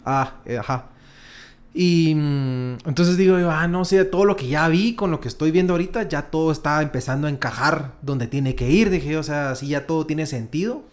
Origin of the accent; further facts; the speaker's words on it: Quetzaltenango, Guatemala; now in Guatemala City, Guatemala; Luego me voy yo a Shela eh, con mis papás y estuve hasta el año 2010, más o menos, que es cuando ya me vengo a, vivir a Guatemala con mi papá.